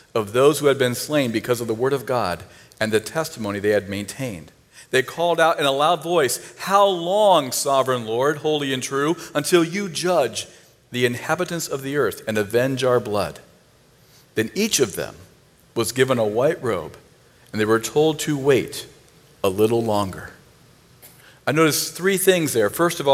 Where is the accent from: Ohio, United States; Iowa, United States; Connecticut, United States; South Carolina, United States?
Ohio, United States; Northeast; I'm from Northeast Ohio, so I'm a Cleveland fan